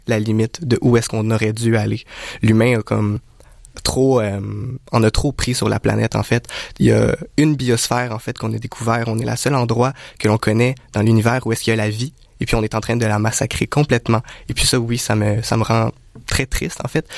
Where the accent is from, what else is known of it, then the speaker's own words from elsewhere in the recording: Canada; en tant que Canadien